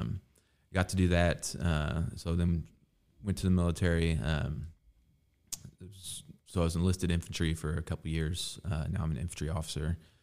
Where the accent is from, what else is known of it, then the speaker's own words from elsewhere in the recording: Evansville, Indiana, United States; I grew up, yeah, I grew up here in Evansville.